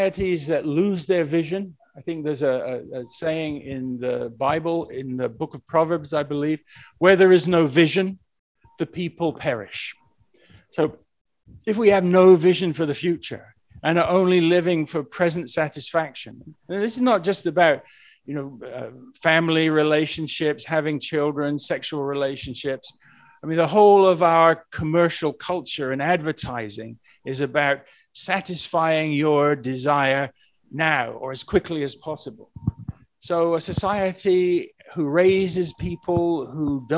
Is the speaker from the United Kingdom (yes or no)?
yes; England, United Kingdom; moved away; I'm originally from England